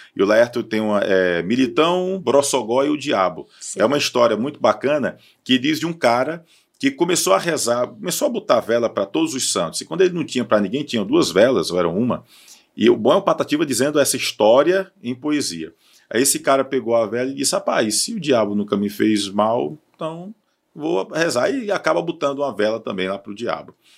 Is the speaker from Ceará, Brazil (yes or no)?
yes; Barbalha, Ceará, Brazil; eu sou de Barbalha